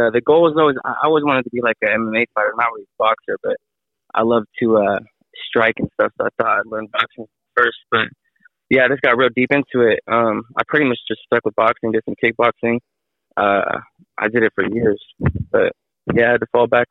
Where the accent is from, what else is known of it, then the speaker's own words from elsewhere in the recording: Pittsburg, California, United States; I'm from Pittsburgh, California. I'm inside the Bay Area, like about 30 minutes from Oakland